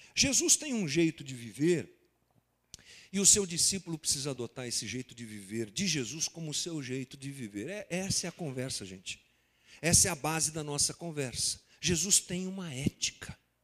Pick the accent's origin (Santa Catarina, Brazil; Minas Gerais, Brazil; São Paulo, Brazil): São Paulo, Brazil; Guarulhos; como brasileiros, como guarulhenses, como nascidos aqui no século 21